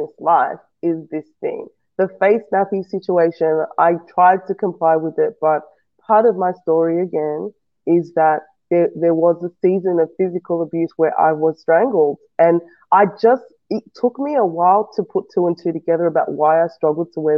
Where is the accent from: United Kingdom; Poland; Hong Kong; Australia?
Australia; also born or lived in West Africa; I've come from a West African nation. I grew up in Australia, so Australia is pretty much what I know